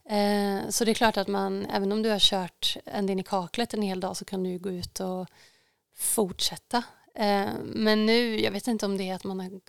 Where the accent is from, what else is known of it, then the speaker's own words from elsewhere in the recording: Luleå, Norrbotten County, Sweden; now in Stockholm, Sweden; jag har ju säkert någon slags liten stuga här hemma på Slätta. Eh, eller i Luleå eller båda två. Ehm, men jag tror nog faktiskt jag bor kvar där uppe i Stockholm.